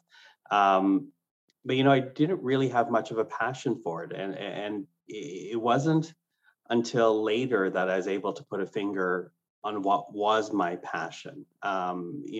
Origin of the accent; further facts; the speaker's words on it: Canada; English is a second language; also born or lived in Philippines; I was not born in Canada. My family immigrated here, and I was 3 years old. English was not my first language.